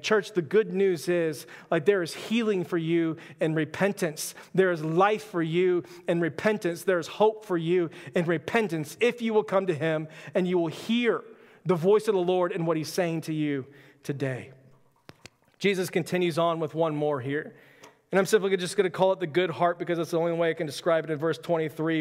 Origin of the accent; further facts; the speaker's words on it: Texas, United States; also born or lived in Florida; I was born in Florida, quickly moved to Texas, uh, my first year